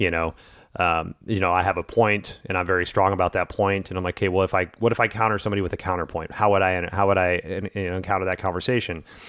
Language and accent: English; the South, United States; growing up in the South in, uh, the eighties and nineties